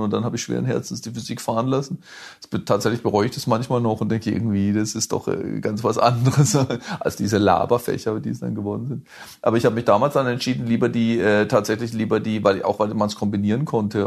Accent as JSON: {"language": "German", "area": "Hochschwarzwald", "region": "Baden-Württemberg", "country": "Germany", "tie": "born or raised there", "also_born_or_lived": "London", "moved": "yes", "said": "in meinem Heimatdorf, in, im, im, im Hochschwarzwald"}